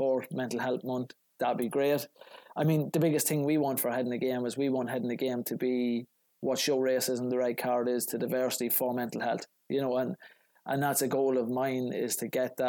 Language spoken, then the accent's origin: English; Ireland; now in Chicago, United States